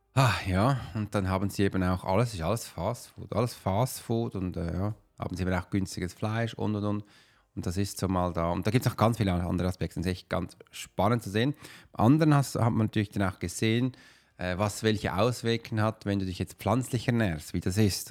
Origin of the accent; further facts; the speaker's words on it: Switzerland; ich bin typischer Schweizer